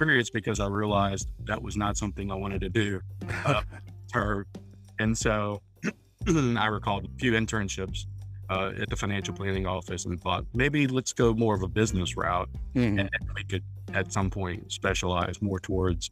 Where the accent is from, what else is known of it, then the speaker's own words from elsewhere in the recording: New Orleans, Louisiana, United States; moved away as an adult; now in Vestavia Hills, United States; I'm originally from the New Orleans area. I was born and raised there.